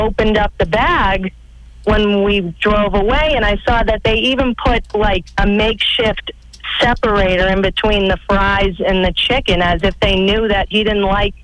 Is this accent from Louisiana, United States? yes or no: no; Weymouth, Massachusetts, United States; now in Fall River, United States; I grew up in Weymouth, and I graduated from Weymouth High School, and I lived there until I was about maybe 25